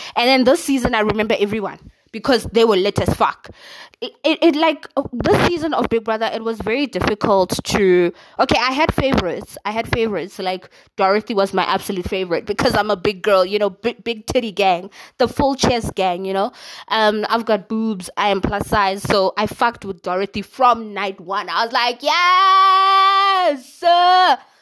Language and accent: English; South Africa; I am South African, okay? Proudly South African